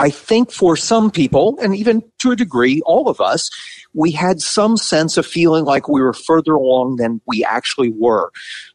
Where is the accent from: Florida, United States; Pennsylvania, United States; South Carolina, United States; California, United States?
Pennsylvania, United States; Pittsburgh; I grew up in Pittsburgh, Pennsylvania, but my dad was from Ohio